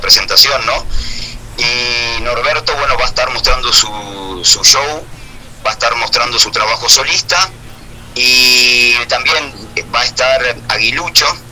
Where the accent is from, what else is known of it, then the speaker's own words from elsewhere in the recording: Minas, Lavalleja, Uruguay; somos de Minas